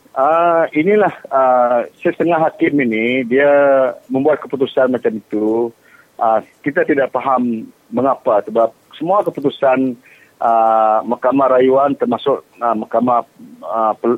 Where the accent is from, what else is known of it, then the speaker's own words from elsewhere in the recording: Long Bangan, Sarawak, Malaysia; anak jati Longbangan